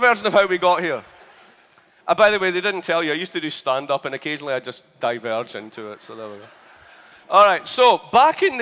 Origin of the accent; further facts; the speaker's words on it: Scotland, United Kingdom; moved away as an adult; now in United States; I'm Scottish. So you might have a problem with the way I sound.